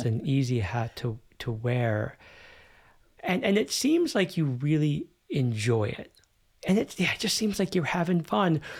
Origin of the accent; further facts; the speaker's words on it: United States; now in Germany; I grew up in the United States